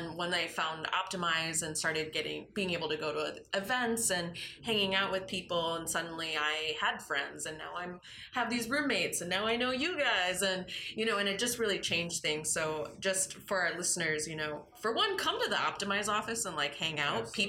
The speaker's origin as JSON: {"language": "English", "town": "Grand Rapids", "region": "Michigan", "country": "United States", "tie": "born or raised there", "said": "I grew up in Grand Rapids, and I still have quite a few friends from high school who I talk to on a regular basis."}